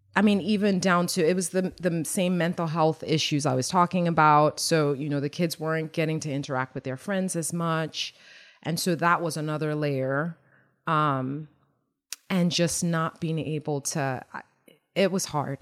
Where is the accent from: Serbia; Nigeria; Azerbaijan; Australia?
Nigeria; moved away; being Nigerian and growing there, um, there are resilient people and, um, my work ethic and just resilience is what I, I bring, uh, you know, from growing up there